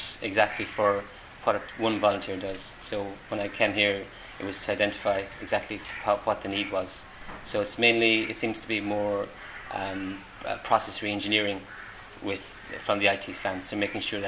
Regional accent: Tipperary, Munster, Ireland; moved away as an adult; also born or lived in Galway, Ireland; now in Kenya; I'm originally Irish. I'm originally from Tipperary, but I lived the last 7 years on the west coast of Galway.

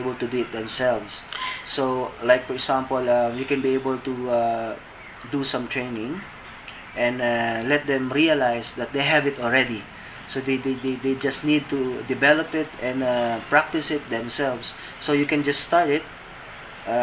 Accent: Philippines; moved away as an adult; now in Kenya; I came from the Philippines.

